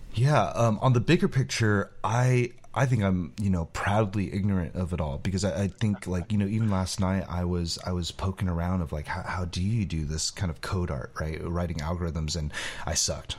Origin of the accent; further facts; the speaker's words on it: California, United States; I grew up in California